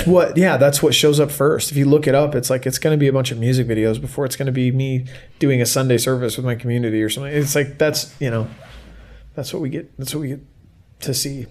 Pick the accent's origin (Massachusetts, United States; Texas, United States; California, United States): California, United States; moved away as an adult; now in Salt Lake City, United States; I'm originally from California, but I've lived in Salt Lake for the last 10 and a half years